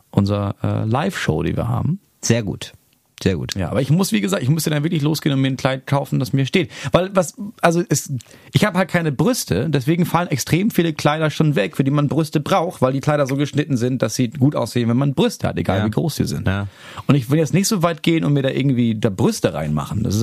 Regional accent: Schleswig-Holstein, Germany; ich komme aus Schleswig-Holstein.

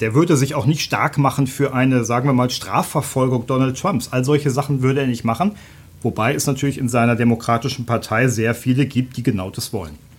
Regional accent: Germany; als Deutscher

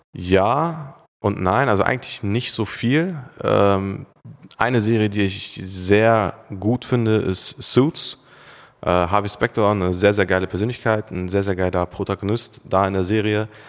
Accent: Turkey; now in Germany; Oder in der Türkei, meine Heimat?

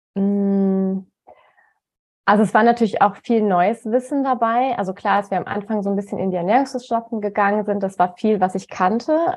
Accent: Cologne, North Rhine-Westphalia, Germany; moved away; also born or lived in Bonn / Freiburg / Munich; also ich komme äh, ursprünglich aus Köln

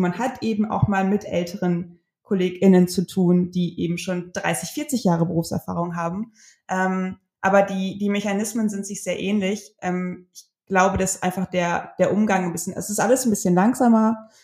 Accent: North Rhine-Westphalia, Germany; ich komme aus Ostwestfalen. Wir sind unfassbar konservativ und sicherheitsbewusst.

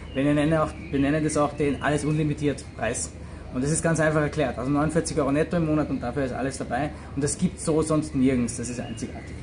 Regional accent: Austria; moved away as an adult; also born or lived in San Francisco / Moscow; Ich bin auch äh, aus Österreich.

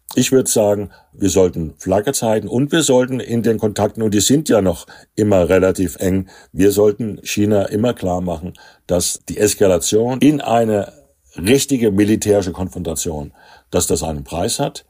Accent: Hesse, Germany; Als Hesse

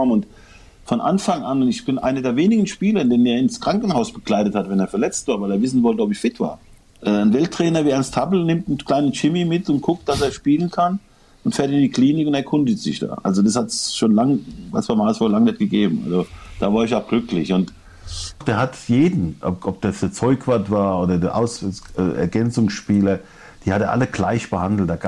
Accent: Vienna, Austria; Er hat mir immer gesagt, wo er groß geworden ist in Wien, das ist ja dasselbe, wo ich groß geworden bin

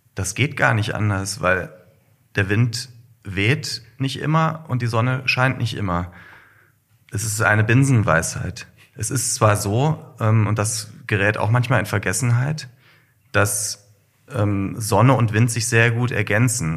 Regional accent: Kassel, Hesse, Germany; Nordhessen. Ich bin in Kassel geboren

